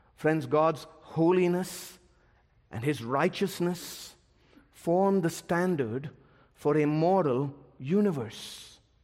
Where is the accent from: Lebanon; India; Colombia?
India; my home country of India